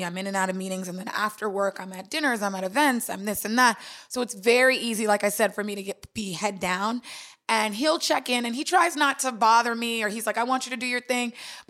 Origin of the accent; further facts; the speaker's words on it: Long Island, New York, United States; also born or lived in Washington, D.C.; And I'm from New York originally. I grew up in Long Island. So my family's still here in Brooklyn.